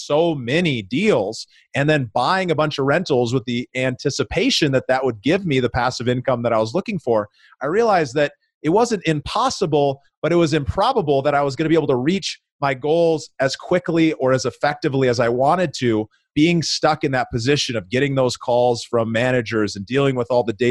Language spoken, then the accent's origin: English; Minneapolis, Minnesota, United States; now in Denver, United States; my hometown of Minneapolis, Minnesota